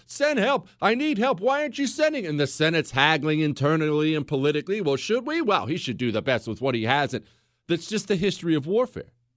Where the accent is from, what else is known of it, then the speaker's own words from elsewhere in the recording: United States; I'm an American